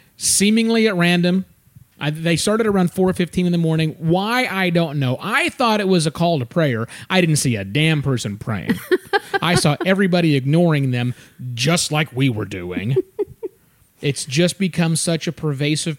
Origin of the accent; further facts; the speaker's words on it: the Bible Belt, United States; moved away; I grew up in the Bible Belt